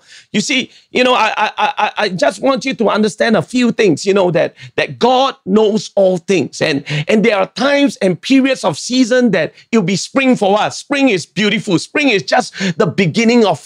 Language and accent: English; Singapore; I'm a Singaporean